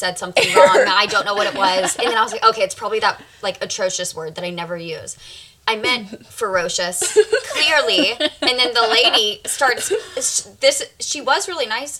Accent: Birmingham, Alabama, United States; moved away as an adult; now in California, United States; all of my friends, like, from Birmingham and stuff, it's from the city part that I'm from, talk like this

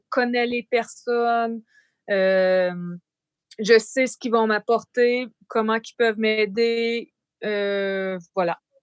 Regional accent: Canada; now in France; je suis canadienne

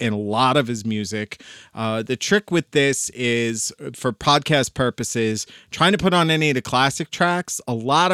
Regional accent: United States; I'm American.

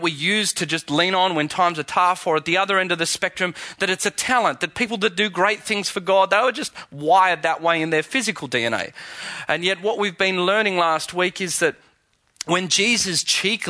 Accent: Australia; accent: Aussie; my Aussie accent

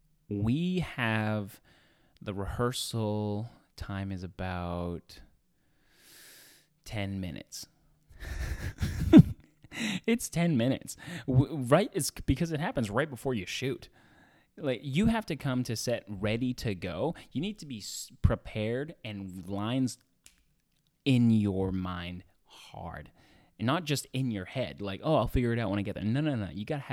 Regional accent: Edmonton, Alberta, Canada; now in Los Angeles, United States; I came from Edmonton, Alberta in Canada, and I moved to Los Angeles, United States.

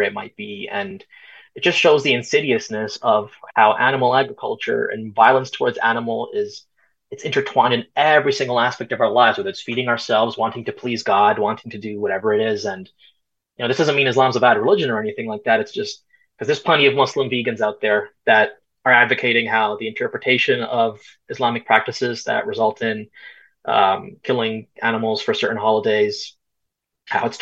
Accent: Canada; also born or lived in Punjab, India (ancestry); I'm Canadian, but I'm also Punjabi. My family's from India and Punjab

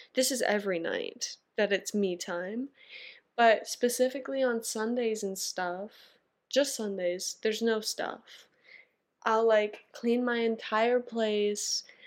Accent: Canada; I'm a Canadian girl

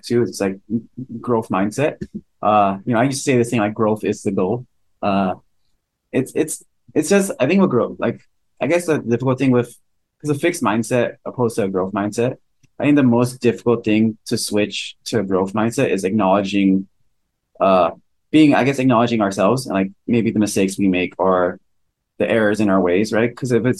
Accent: California, United States; we're all from California

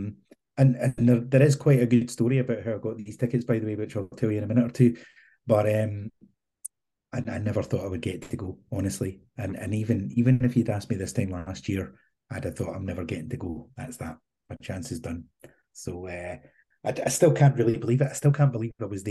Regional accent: Scotland, United Kingdom; now in Isle of Man; being a Scotsman

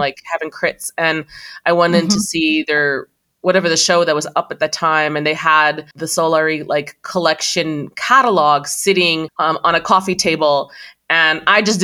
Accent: Iraq; now in United States; I was born in Iraq, moved to the States at some point.

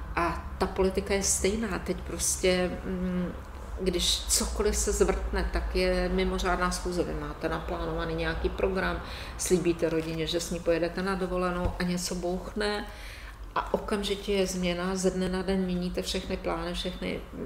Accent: Žďár nad Sázavou, Vysočina Region, Czechia; u nás ve Ždáře nad Sázavou

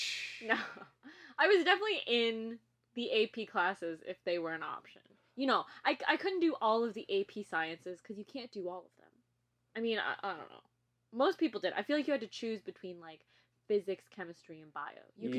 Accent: St. Louis, Missouri, United States; Had a different, a little community.

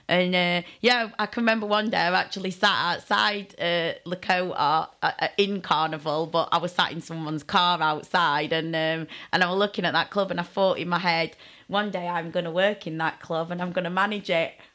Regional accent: Sheffield, Yorkshire and the Humber, United Kingdom; now in Bristol, United Kingdom; I didn't live in Bristol then, I was from Sheffield

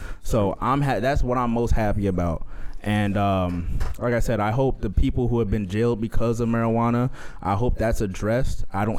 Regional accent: California, United States; born there; I was born in Cali. I go to Cali all the time to see my family.

